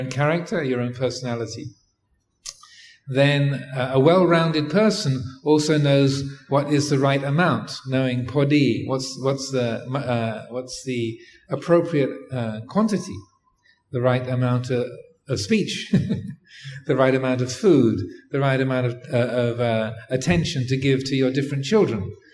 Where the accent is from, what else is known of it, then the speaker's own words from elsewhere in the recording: England, United Kingdom; I grew up in England